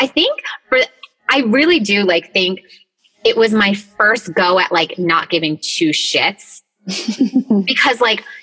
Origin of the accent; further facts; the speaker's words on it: Rochester, New York, United States; I was born in Rochester, New York, which is like a little small town, like up in like BFE freaking New York.